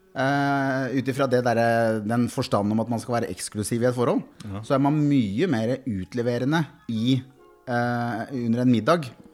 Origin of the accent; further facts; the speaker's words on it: Kongsberg, Buskerud, Norway; Jeg er fra Kongsberg